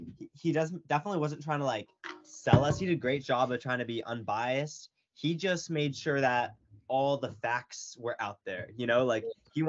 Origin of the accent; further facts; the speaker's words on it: Camarillo, California, United States; I was born in Camarillo. That's where I still live. And it's basically the town like just down the hill from Newberry Park. So went to school all in Camarillo.